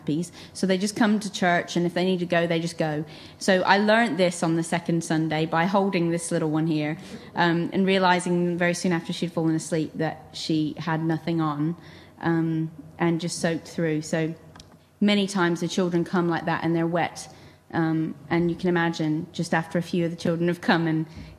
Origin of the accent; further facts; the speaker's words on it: England, United Kingdom; I'm from England